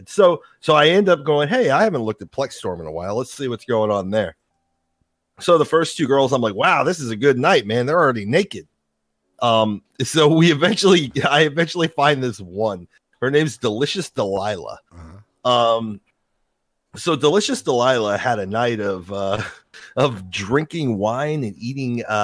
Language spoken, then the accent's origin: English; Jacksonville, Florida, United States; I had said, " … I'm from Jacksonville, Florida,"